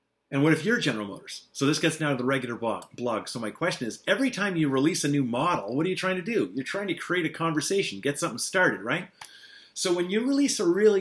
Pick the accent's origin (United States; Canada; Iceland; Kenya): Canada; eastern Ontario; moved away; I'm driving up to my hometown to visit my mom